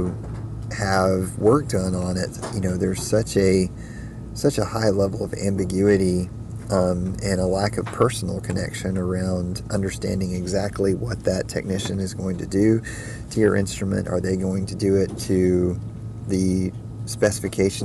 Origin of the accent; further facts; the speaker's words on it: Huntsville, Alabama, United States; I'm originally from Huntsville, Alabama